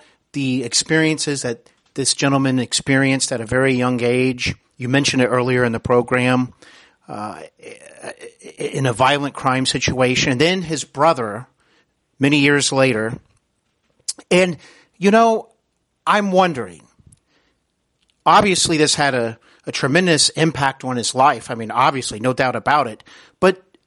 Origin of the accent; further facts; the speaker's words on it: Cincinnati, Ohio, United States; also born or lived in Knoxville, Tennessee; I'm from Cincinnati, Ohio